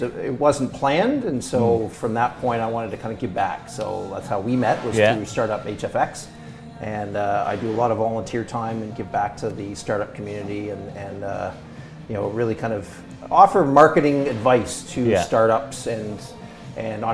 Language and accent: English; Toronto, Ontario, Canada; moved away; I was originally from Toronto